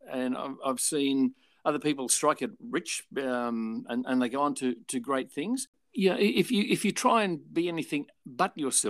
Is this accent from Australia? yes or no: yes; Australia; So what Alan did was use me as the Australian act.